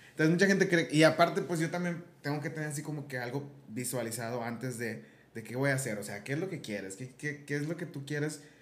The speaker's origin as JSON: {"language": "Spanish", "country": "Mexico", "said": "uno es muy confiable como muy confiado como mexicano"}